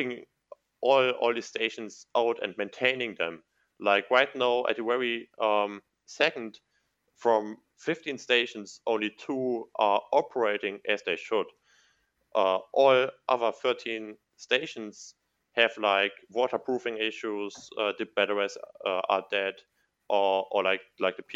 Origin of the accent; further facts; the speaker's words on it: Mayen, Rhineland-Palatinate, Germany; I'm living in, it's my hometown